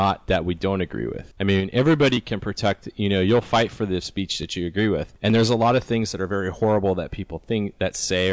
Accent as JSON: {"language": "English", "region": "South Florida", "country": "United States", "tie": "born or raised there", "said": "Me and Chris, we were born and raised in South Florida"}